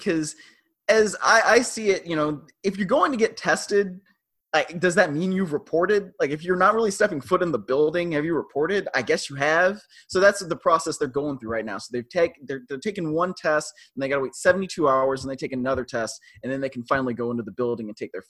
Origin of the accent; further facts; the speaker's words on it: Cleveland, Ohio, United States; moved away as an adult; also born or lived in New York / St. Louis / Los Angeles; I grew up in Cleveland